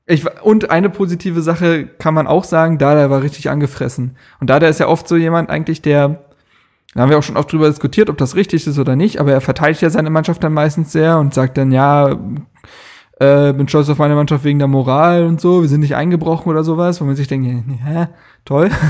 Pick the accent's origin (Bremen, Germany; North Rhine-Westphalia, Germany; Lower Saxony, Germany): Bremen, Germany; Aber äh, ja, ich glaube, als Bremer, ich weiß nicht, was ich danach gemacht hätte.